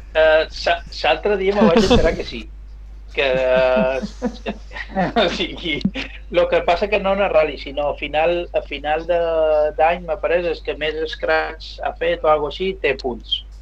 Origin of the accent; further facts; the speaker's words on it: Mallorca, Balearic Islands, Spain; som d'aquí de Mallorca, vaig nascut aquí